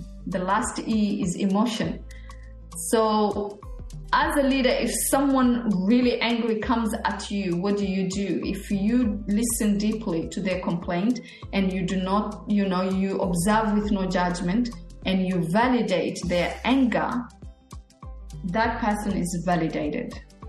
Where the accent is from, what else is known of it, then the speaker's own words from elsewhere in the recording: Australia; you're from America, I'm from Australia